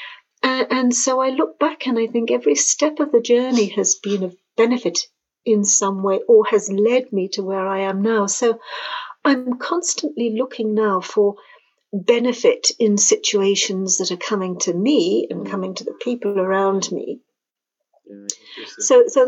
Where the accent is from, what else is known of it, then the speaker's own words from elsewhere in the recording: Jersey; moved away as an adult; now in France; I'm from the UK. I'm from the island of Jersey